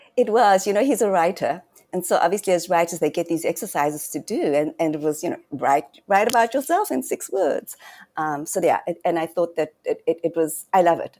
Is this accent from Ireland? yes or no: no; Johannesburg, Gauteng, South Africa; I was born and raised in Johannesburg